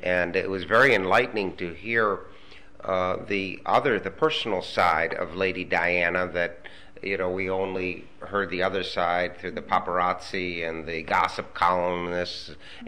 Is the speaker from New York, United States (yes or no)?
yes; Buffalo, New York, United States; we hail from Buffalo, New York